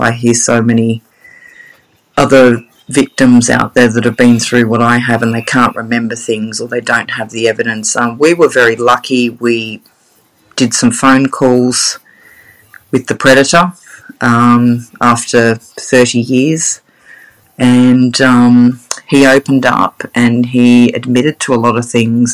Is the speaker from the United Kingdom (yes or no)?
no; Sydney, New South Wales, Australia; now in Brisbane, Australia; I grew up in Sydney. I was born in Sydney, eastern suburbs girl